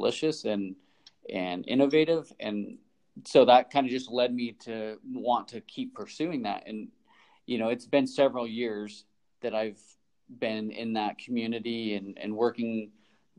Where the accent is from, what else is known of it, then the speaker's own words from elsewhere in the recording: Oakley, Utah, United States; I was raised in Oakley, Utah, which is east of Park City, about 20 minutes